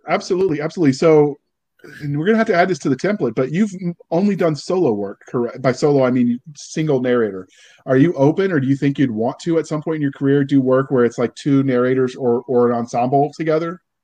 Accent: Virginia, United States; I was raised in Virginia

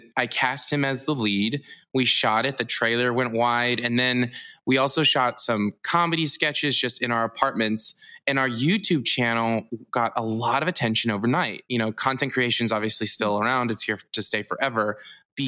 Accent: Missouri, United States; moved away; I'm from Missouri

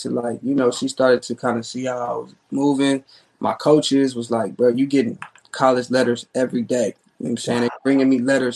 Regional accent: Phoenix, Arizona, United States; also born or lived in Tucson, Arizona / Atlanta, Georgia / Tempe, Arizona; Then we moved to Phoenix.

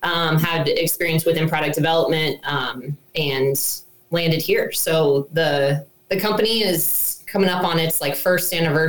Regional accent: Columbus, Ohio, United States; moved away; so I grew up in Columbus, Ohio. I was a city gal who had zero experience hunting

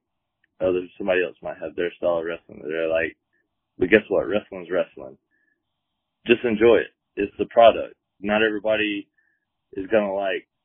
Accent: Georgia, United States; now in San Diego, United States; I'm from the South. You know, I live here in San Diego now, but I'm originally from Georgia

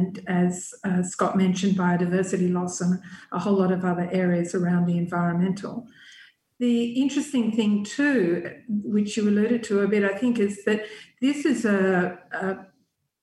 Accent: Australia; I came from Australia

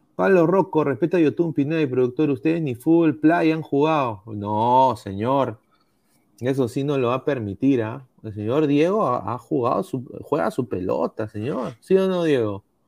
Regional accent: Peru; uno como peruano

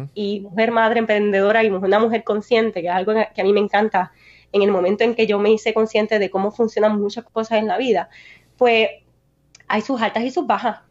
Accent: Naranjito, Puerto Rico; Yo soy una puertorriqueña de Naranjito

